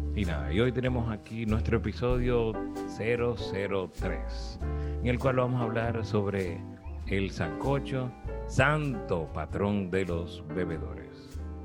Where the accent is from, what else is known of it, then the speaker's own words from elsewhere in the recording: Santiago de los Caballeros, Santiago, Dominican Republic; Yo nací en Santiago, mi papá es de Moca